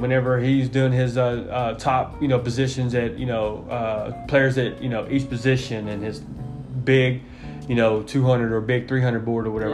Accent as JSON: {"language": "English", "town": "Chicago", "region": "Illinois", "country": "United States", "tie": "born or raised there", "said": "growing up in Chicago, was a bear country. My whole family was nothing but bear fans"}